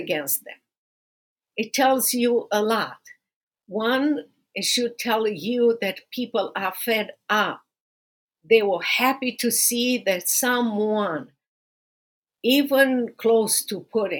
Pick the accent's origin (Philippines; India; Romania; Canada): Romania; now in United States; going back to Romania